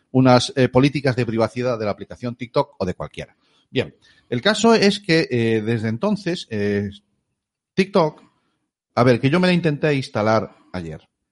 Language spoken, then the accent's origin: Spanish; Galicia, Spain; somos gallegos